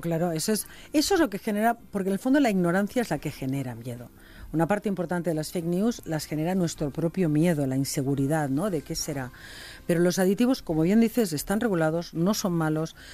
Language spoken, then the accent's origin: Spanish; Catalonia, Spain; en Cataluña hacemos paella no tan buena como la valenciana, pero también se nos pone Socarrat.